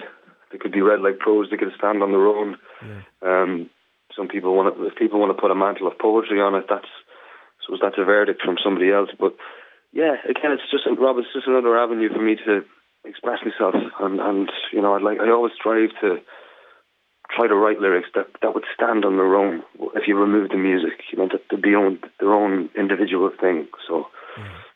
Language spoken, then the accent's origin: English; Ireland; as an Irishman